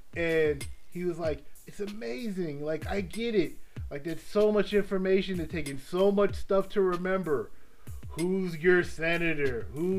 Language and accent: English; Cook County, Illinois, United States; I come from Cook County, Illinois